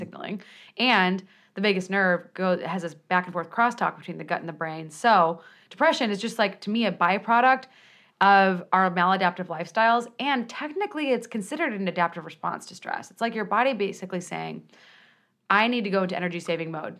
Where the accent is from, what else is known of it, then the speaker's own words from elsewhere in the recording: Peoria, Illinois, United States; I'm from Peoria, Illinois